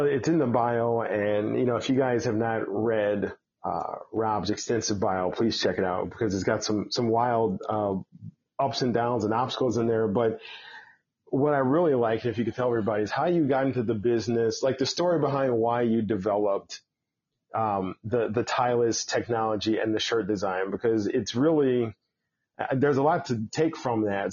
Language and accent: English; Chicago, Illinois, United States; I'm a Chicago guy